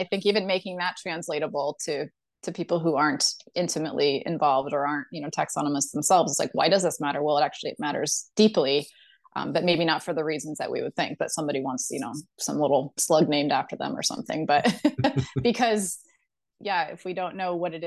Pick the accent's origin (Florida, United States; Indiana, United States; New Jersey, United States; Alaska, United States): Alaska, United States; I grew up in Alaska